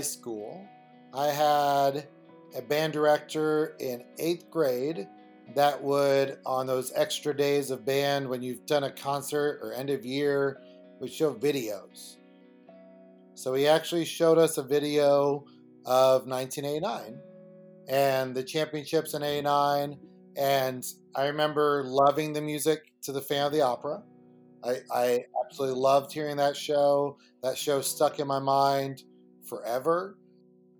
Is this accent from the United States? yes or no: yes; Dallas, Texas, United States; I'm from Dallas